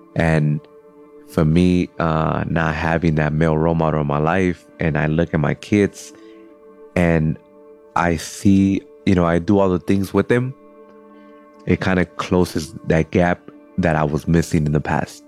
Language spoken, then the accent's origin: English; Cudahy, California, United States; I'm from Cudahy.